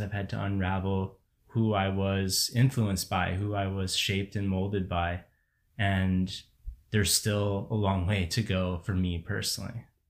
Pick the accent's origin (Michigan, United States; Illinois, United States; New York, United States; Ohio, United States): Illinois, United States; Barrington; moved away as an adult; I grew up in Barrington, which, you know, is, is this place. If people don't know it, it is extremely affluent, ninety-nine percent white community in the suburbs of Chicago